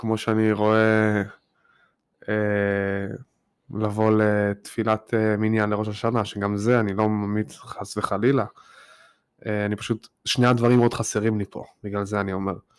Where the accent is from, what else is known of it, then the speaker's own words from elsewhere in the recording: Tel Aviv, Tel Aviv District, Israel; also born or lived in Petah Tikva; now in New York, United States; אני גדלתי בשכונה מאוד חילונית במרכז תל אביב